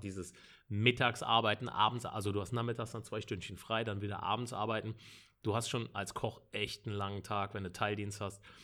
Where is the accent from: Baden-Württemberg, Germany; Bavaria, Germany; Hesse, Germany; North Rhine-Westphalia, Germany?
North Rhine-Westphalia, Germany; Bonn; bin äh, gebürtiger Bonner, also wirklich ein Rheinländer durch und durch. Ich wohne in dem wunderschönen Grau-Rheindorf im Bonner Norden